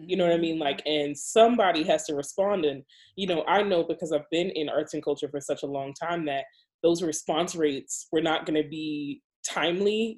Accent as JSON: {"language": "English", "town": "New York City", "region": "New York", "country": "United States", "moved": "yes", "lives_now": "Baltimore, United States", "said": "I'm from the Bronx"}